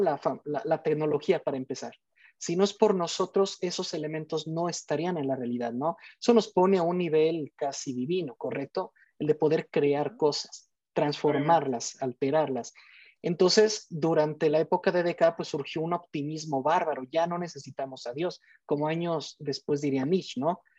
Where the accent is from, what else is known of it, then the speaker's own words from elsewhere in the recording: Morelia, Michoacán, Mexico; soy de México, de la ciudad de Morelia